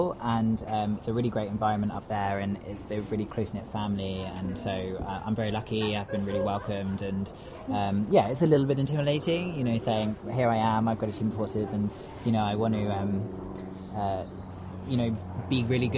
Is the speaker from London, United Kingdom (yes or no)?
no; Chichester, South East England, United Kingdom; I'm from Chichester in West Sussex.